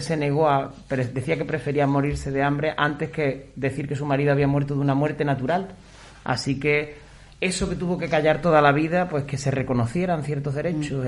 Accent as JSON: {"language": "Spanish", "region": "Extremadura", "country": "Spain", "said": "En mi pueblo, por ejemplo, todavía sigue, en Extremadura"}